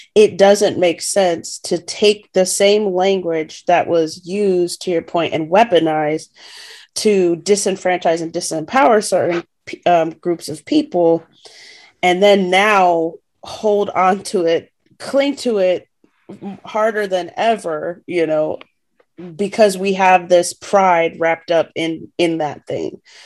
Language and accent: English; United States; as an American